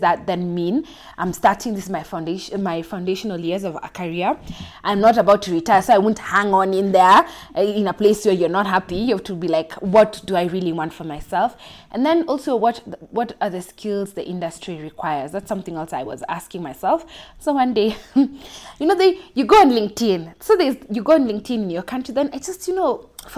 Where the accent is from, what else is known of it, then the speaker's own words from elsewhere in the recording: Mombasa, Mombasa County, Kenya; now in Nairobi, Kenya; I'm from Kenya. I grew up in Mombasa, now living in Nairobi.